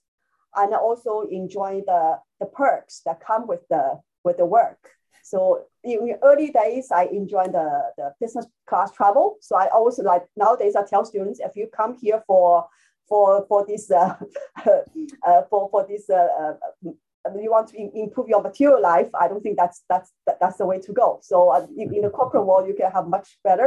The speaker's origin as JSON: {"language": "English", "region": "Shanghai", "country": "China", "tie": "born or raised there", "moved": "as an adult", "lives_now": "Hong Kong", "said": "I grew up in Shanghai"}